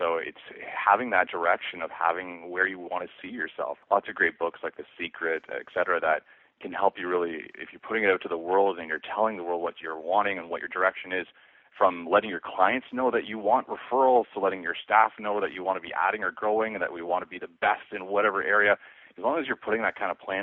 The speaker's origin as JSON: {"language": "English", "area": "Muskoka", "region": "Ontario", "country": "Canada", "tie": "born or raised there", "said": "Small town boy. I grew up in Muskoka with my father"}